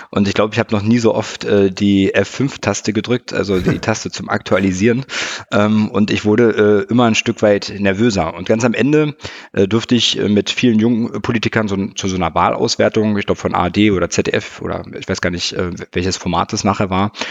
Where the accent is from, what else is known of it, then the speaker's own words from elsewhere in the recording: Potsdam, Brandenburg, Germany; nach der Bundeswehrzeit wieder zurück in meinen Heimatort nach ähm, äh, Potsdam